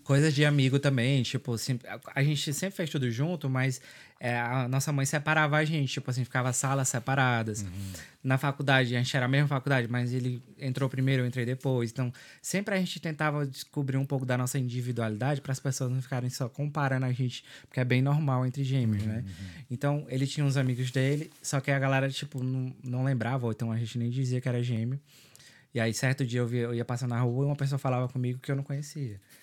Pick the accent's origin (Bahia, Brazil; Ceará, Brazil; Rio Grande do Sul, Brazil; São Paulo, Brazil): Ceará, Brazil; São Benedito; moved away as an adult; also born or lived in Sobral, Brazil; now in Dublin, Ireland; Eu sou do interior do Ceará, no São Benedito